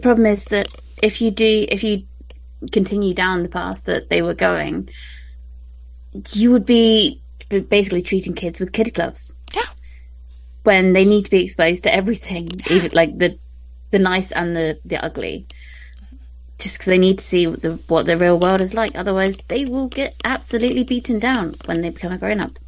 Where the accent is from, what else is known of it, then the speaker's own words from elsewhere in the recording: United Kingdom; I'm British